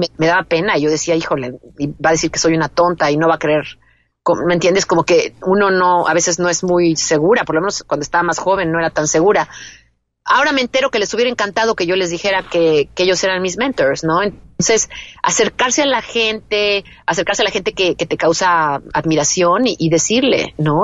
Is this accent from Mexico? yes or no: yes; Mexico; moved away as an adult; now in United States; yo no crecí en Estados Unidos, yo crecí en México.